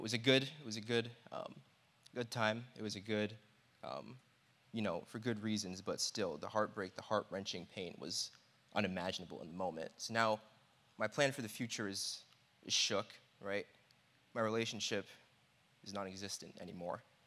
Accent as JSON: {"language": "English", "region": "New York", "country": "United States", "said": "I'm from New York."}